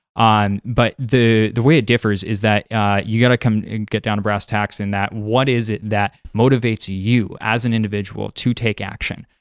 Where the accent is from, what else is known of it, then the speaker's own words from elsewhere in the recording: San Diego, California, United States; now in Seattle, United States; I grew up in San Diego, California, currently a mover based in Seattle